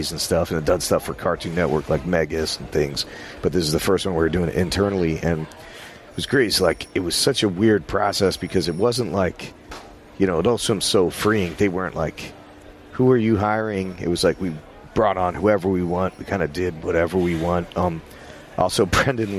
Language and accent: English; New Jersey, United States; moved away; also born or lived in New York; I was from New Jersey